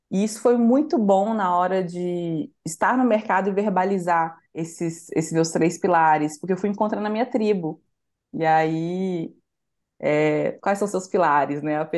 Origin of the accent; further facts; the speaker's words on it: Santa Luzia, Minas Gerais, Brazil; por eu, eu, ter nascido e crescido em Santa Luzia, que é uma região metropolitana